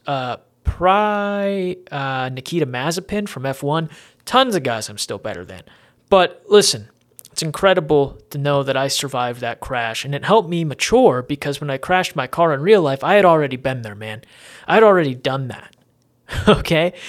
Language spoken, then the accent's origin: English; Erie, Pennsylvania, United States; growing up in Erie